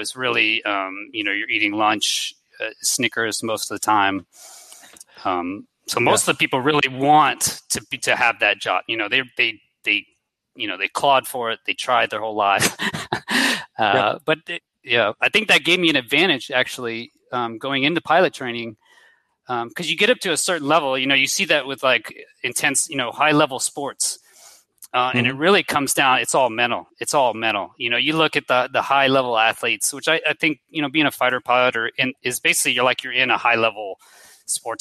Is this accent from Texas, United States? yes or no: yes; Houston, Texas, United States; moved away as an adult; I grew up in Houston, Texas